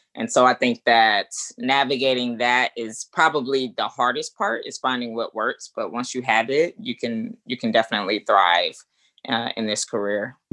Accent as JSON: {"language": "English", "town": "Atlanta", "region": "Georgia", "country": "United States", "moved": "as an adult", "lives_now": "Chicago area, United States", "said": "I'm originally from Atlanta"}